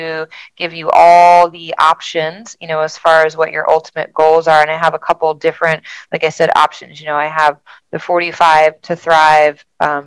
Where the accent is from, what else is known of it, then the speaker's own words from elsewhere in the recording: New Jersey, United States; moved away as an adult; now in Delaware, United States; I grew up in South Jersey outside of Philly, so I've always kind of been a city girl, but I've been here for, this will be my 21st year.